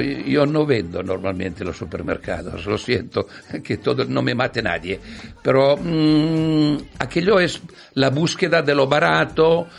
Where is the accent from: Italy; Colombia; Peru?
Italy; Spanish is a second language; now in Spain; Nací en una zona de Europa llamada Italia y, y ahora estoy en otra zona